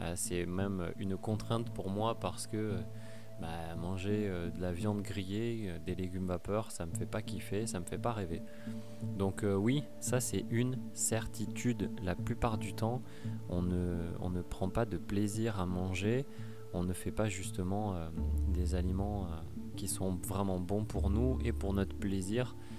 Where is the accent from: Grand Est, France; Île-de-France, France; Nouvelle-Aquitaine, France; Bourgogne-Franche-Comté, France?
Nouvelle-Aquitaine, France; Pau; Moi, je viens du sud-ouest, je viens de Pau